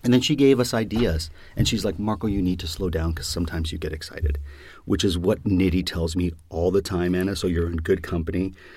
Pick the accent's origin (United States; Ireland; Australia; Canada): Canada; our country is bilingual